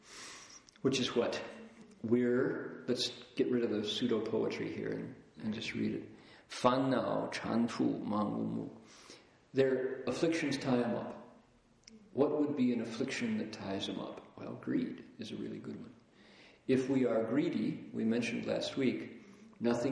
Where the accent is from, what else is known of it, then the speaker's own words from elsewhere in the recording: Toledo, Ohio, United States; I grew up in Toledo, and because Toledo was right on the shores of Lake Erie, the air was pretty clear.